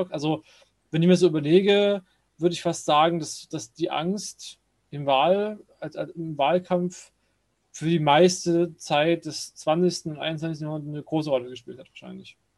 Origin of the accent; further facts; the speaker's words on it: Chemnitz, Saxony, Germany; ich selber bin ja, äh, bin ja, bin ja Sachse, ähm, also Chemnitz da genau genommen